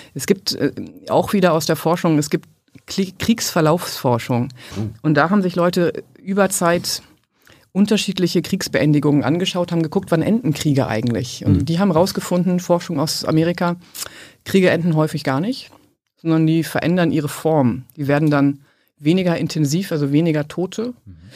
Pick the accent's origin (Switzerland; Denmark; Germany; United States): Germany; ich komme aus Westdeutschland